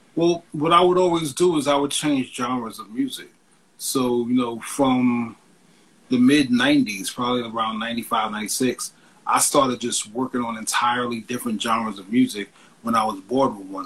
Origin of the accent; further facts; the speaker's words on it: New York, United States; being a kid growing up in New York